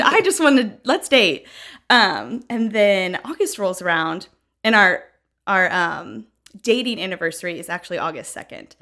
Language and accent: English; Franklin, Tennessee, United States; moved away as an adult; now in Knoxville, United States; I grew up in Franklin, Tennessee, been here basically my whole life